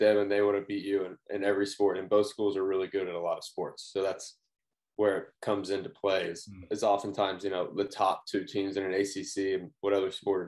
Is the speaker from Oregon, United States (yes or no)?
no; Memphis, Tennessee, United States; moved away as an adult; also born or lived in North Carolina; I grew up in Memphis, Tennessee